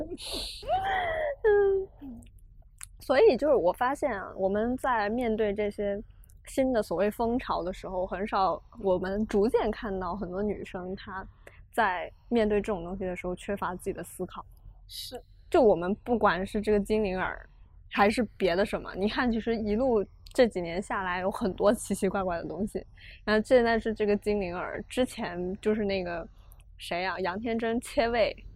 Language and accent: Chinese; China; 因为我生在中国的社会体系